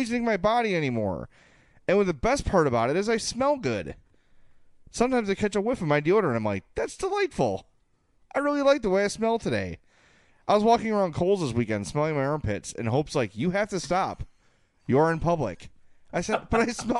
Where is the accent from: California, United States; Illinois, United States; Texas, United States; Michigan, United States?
Illinois, United States; Oak Lawn; at 9630 South Pulaski in Oaklawn, my hometown